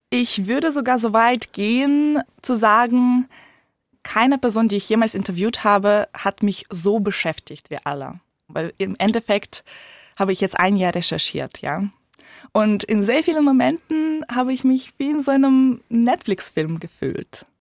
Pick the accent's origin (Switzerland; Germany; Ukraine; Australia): Ukraine; moved away; Da, wo ich herkomme, in der Ukraine